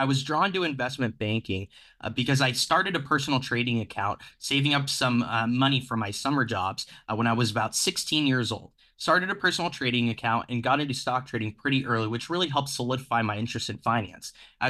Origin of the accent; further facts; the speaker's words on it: Phoenix, Arizona, United States; So I grew up in Phoenix, Arizona. When I was deciding where to go to college, really, I come from a working class background